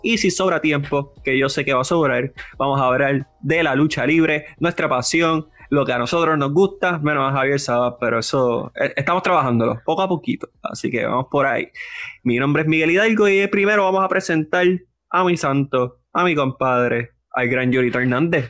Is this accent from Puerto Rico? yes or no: yes; Puerto Rico; yo soy boricua, pero también soy mitad colombiano